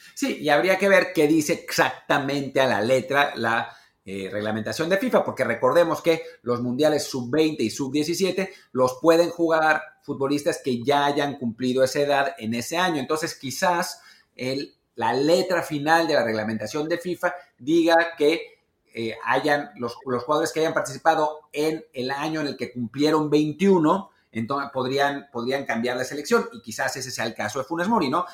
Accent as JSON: {"language": "Spanish", "country": "Mexico", "said": "como mexicanos, como patriotas y como rancheros"}